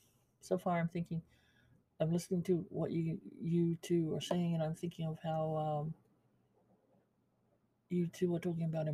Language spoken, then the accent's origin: English; Pango, Tonga; You guys are from Fungongo, CCAS. I'm from Pango.